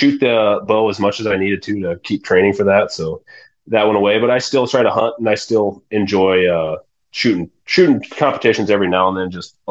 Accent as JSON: {"language": "English", "town": "Yankton", "region": "South Dakota", "country": "United States", "tie": "born or raised there", "said": "where I grew up in Yankton is the National Field Archery Association headquarters."}